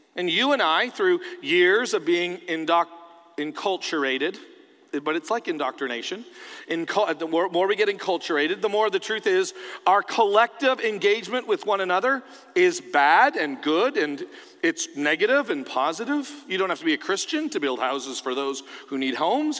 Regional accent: Canada; now in United States; I'm a Canadian, but I'm a Canadian who lives in America.

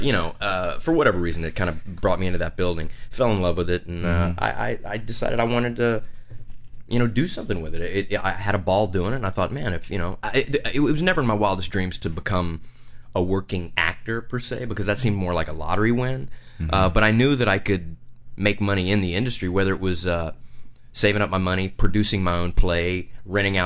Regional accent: a little town outside of Houston, Texas, United States; also born or lived in Lake Charles, Louisiana; We went to a little town outside of Houston in Texas, and I grew up there

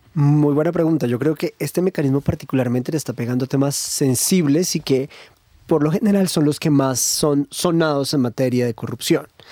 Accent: Colombia; Los colombianos

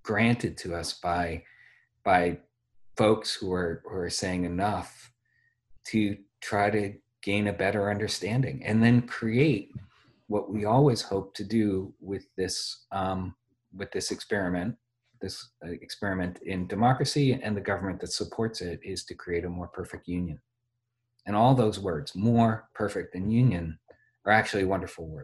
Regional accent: the North, United States; I come from the North

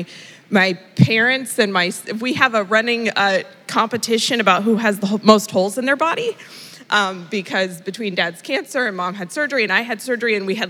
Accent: Indonesia; moved away; I grew up in Indonesia, so I went back to my Eastern medicine roots

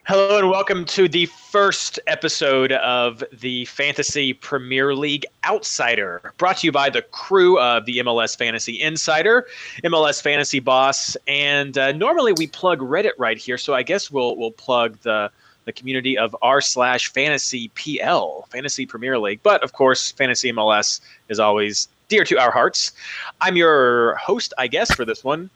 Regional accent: United States; being an American fan of English soccer

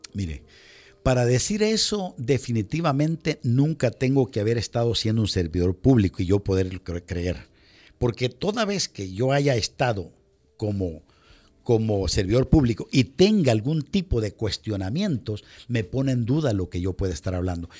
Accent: El Salvador; moved away; also born or lived in United States; como latino, como salvadoreño

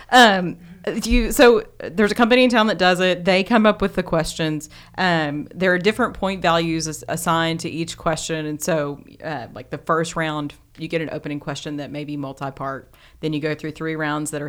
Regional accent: Glasgow, Kentucky, United States; in my hometown of Glasgow. Yes, in Glasgow.

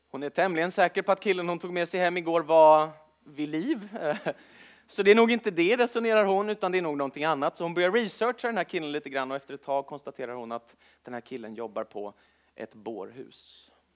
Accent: Stockholm, Stockholm County, Sweden; född och uppvuxen i Stockholm

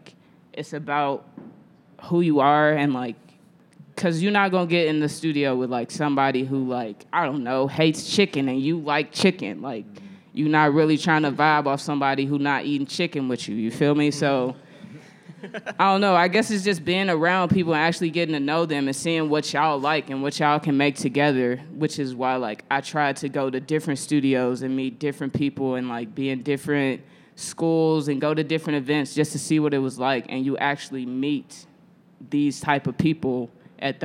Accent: St. Louis, Missouri, United States; now in Chicago, United States; I'm from St. Louis, Missouri. If don't nobody know, I'm not from Chicago. I'm a St. Louisan

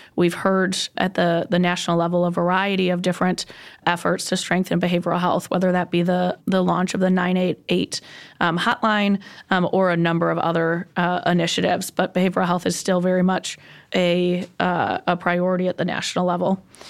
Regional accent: East Lansing, Michigan, United States; Born and raised in East Lansing, Michigan

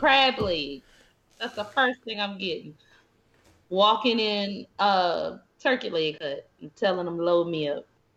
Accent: New Orleans, Louisiana, United States; I'm also a New Orleans girl

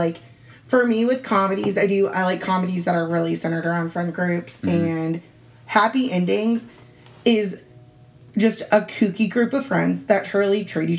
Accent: Florida, United States; also born or lived in Indiana; I'm from Florida, and I promise you none of the houses in my area look like that. And I'm from a nice part of Florida

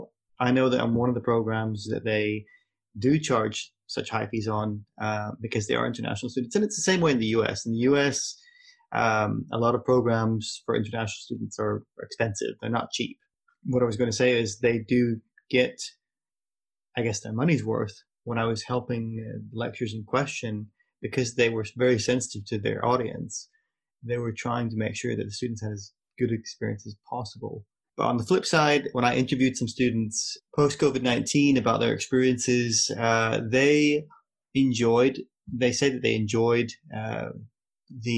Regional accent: United States; now in Glasgow, United Kingdom; as an American student

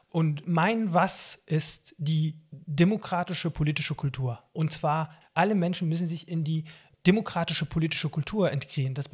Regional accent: Syria; now in Germany; das liegt daran, dass ich eben als Palästinenser in Syrien geboren und aufgewachsen bin. Palästinenser haben in Syrien die äh, Flüchtlingseigenschaft und keine Staatsbürgerschaft. Wir bekommen die syrische Staatsbürgerschaft nicht. Und als ich dann nach Deutschland geflüchtet bin

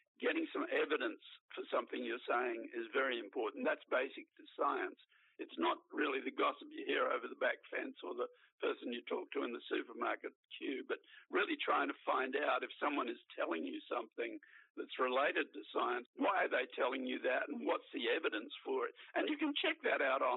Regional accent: Brisbane, Queensland, Australia; I grew up in Queensland

